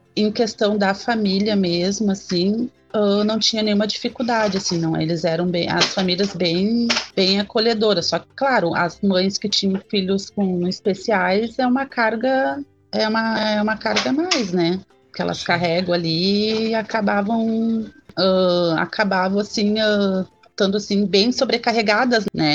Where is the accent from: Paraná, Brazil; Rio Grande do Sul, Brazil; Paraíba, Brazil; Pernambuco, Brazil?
Rio Grande do Sul, Brazil; Gravataí; eu sou de Gravataí